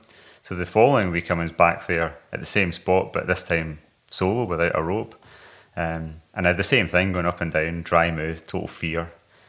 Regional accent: Glasgow, Scotland, United Kingdom; moved away as an adult; also born or lived in Scottish Highlands; now in Highlands, United Kingdom; I'm 43 years old. I come from Glasgow in Scotland, but I live in the Highlands now.

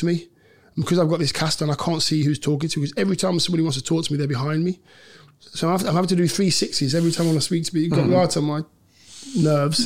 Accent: Leicester, East Midlands, United Kingdom; my hometown club

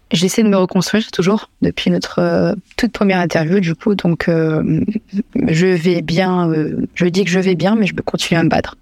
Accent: Limoges, Nouvelle-Aquitaine, France; moved away; ma ville natale, Limoges

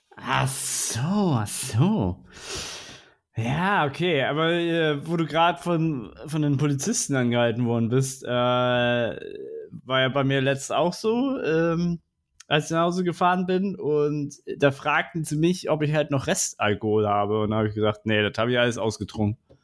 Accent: Northern Germany, Germany; als Norddeutscher

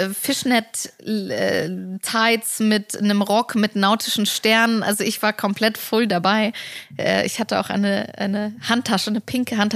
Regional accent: Germany; born there; Ich {S0} glaube, das fängt schon damit an, wo ich herkomme. Mhm. Also, dass ich in Deutschland geboren bin, mit äh, eine polnische Mutter habe

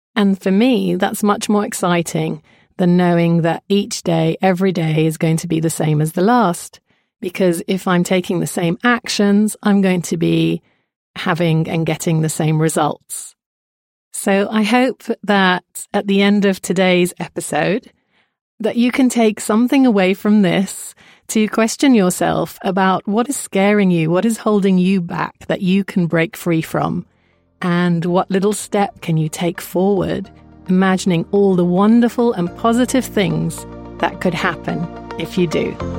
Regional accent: Jordan; I was brought up in Jordan, to a mother who is British and a father who is Jordanian of Kurdish origin.

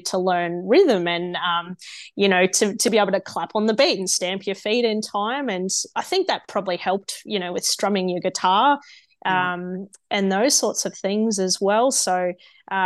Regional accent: Oberon, New South Wales, Australia; growing up in Oberon, it was only a town of about 3,000 people

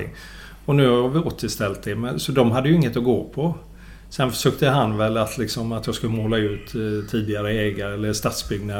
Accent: Gothenburg, Västra Götaland, Sweden; jag är göteborgare och har bott här hela mitt liv.

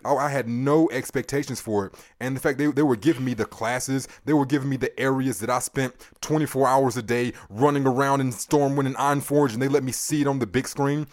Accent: United States; I'm American born here

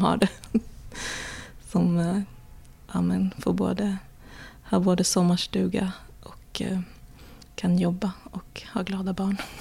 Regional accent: Sweden; now in New York, United States; som svenskar

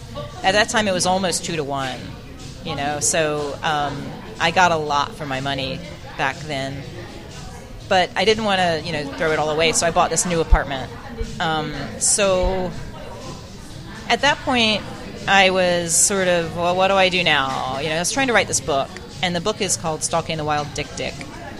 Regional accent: Australia; I'm an Australian in China, and I ended up in Australia.

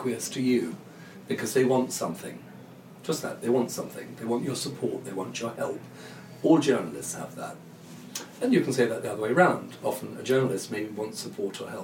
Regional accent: London, United Kingdom; I'm a Londoner. I know London quite well

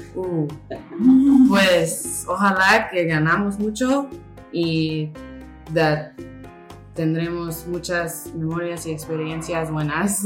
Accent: California, United States; Spanish is a second language; moved away as an adult; now in St. Louis, United States; yo soy de California, pero mi familia es de México

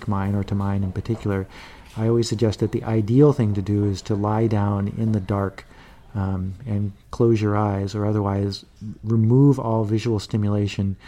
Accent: Chicago, Illinois, United States; now in San Francisco, United States; I was born in Chicago, but I currently live in San Francisco

